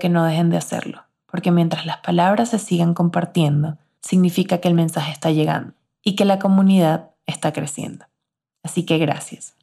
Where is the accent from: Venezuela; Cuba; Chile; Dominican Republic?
Venezuela; Barquisimeto, Lara; moved away as an adult; also born or lived in Caracas / Spain; now in Mexico; De mis amigas con las que crecí en Barquisimeto, en mi ciudad natal